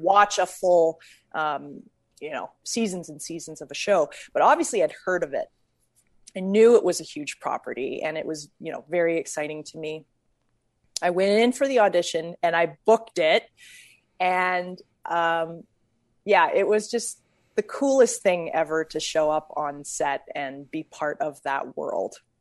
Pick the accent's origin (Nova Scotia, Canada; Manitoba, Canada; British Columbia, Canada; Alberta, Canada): Alberta, Canada; Calgary; now in United States; I was born in Calgary and I, um, I had a grandpa who was a well-known jazz musician in Calgary.